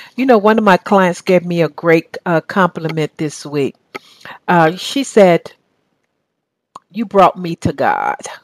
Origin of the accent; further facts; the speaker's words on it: the South, United States; accent: southern; now in Atlanta, United States; my southern accent